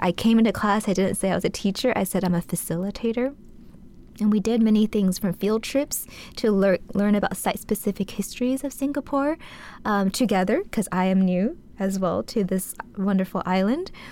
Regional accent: United States; growing up in the States

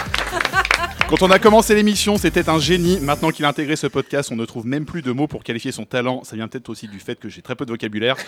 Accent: Paris, Île-de-France, France; born or raised there

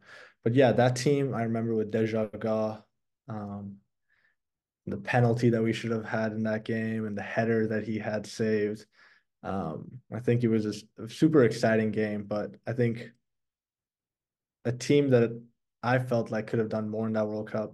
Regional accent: Saratoga, California, United States; first language Persian; moved away as an adult; now in Belgium; as a Californian to stay in California

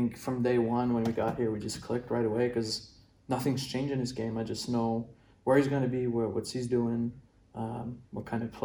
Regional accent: Brossard, Quebec, Canada; growing up in Montreal

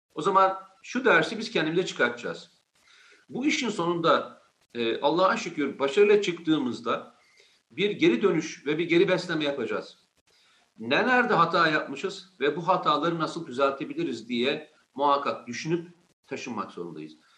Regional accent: Turkey; İyi ki bu ülkede doğmuşum, bu iyi ki bu ülkenin vatandaşıyım

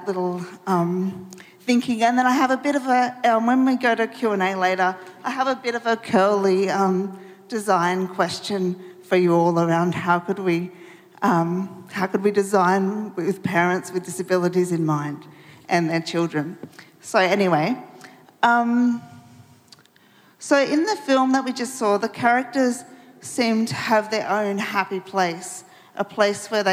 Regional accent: Melbourne, Victoria, Australia; I'm from Melbourne

